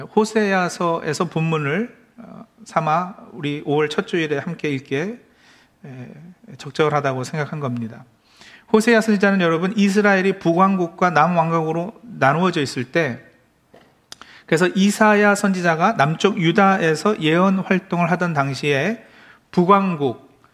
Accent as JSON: {"language": "Korean", "region": "Maryland", "country": "United States", "tie": "born or raised there", "said": "제가 어, 메릴랜드에서 자란"}